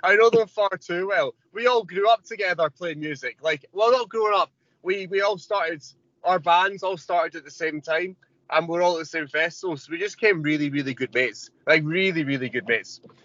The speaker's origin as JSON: {"language": "English", "region": "Scotland", "country": "United Kingdom", "said": "I'm from Scotland"}